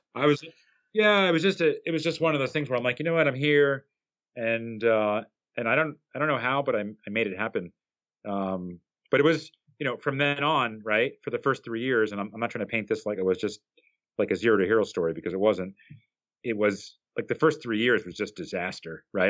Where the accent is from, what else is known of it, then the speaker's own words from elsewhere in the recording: New Jersey, United States; I grew up in New Jersey, which is about four miles outside of uh, at least the part that I grew up in was about about four miles outside of uh, New York City.